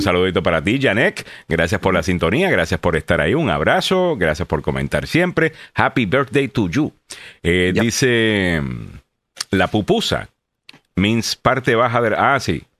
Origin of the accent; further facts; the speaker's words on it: Puerto Rico; soy puertorriqueño